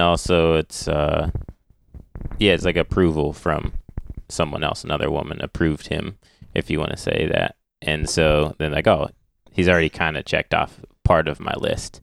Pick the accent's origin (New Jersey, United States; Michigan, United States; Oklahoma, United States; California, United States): Michigan, United States; also born or lived in Ohio / Illinois; I moved up to Michigan with my family.